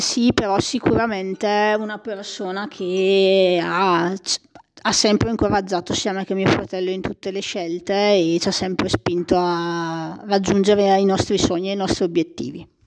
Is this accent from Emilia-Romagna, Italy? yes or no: no; Molinetto, Lombardy, Italy; sono cresciuta in oratoria a Molinetto